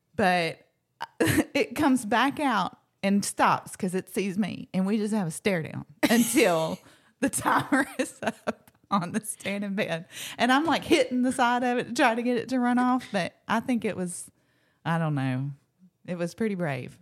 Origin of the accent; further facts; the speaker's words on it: Locust Fork, Alabama, United States; I grew up in Locust Fork, Alabama